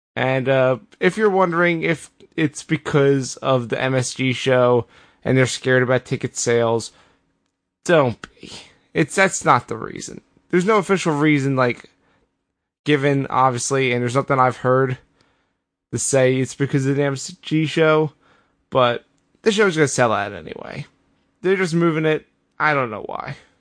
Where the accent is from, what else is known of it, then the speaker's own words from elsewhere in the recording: Philadelphia, Pennsylvania, United States; as a Philadelphian